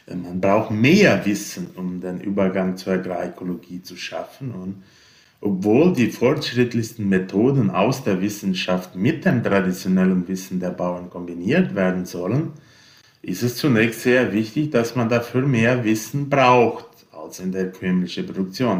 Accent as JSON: {"language": "German", "country": "Brazil", "said": "bei uns in Brasilien"}